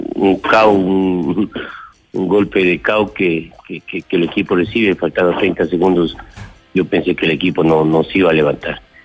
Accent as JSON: {"language": "Spanish", "country": "Ecuador", "said": "como ecuatorianos"}